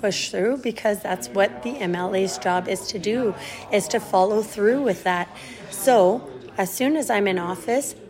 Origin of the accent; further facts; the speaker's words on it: Slave Lake, Alberta, Canada; also born or lived in New Brunswick / Swan River First Nation; I was born in Slave Lake, and I've lived in this riding for 32 years out of my 40 years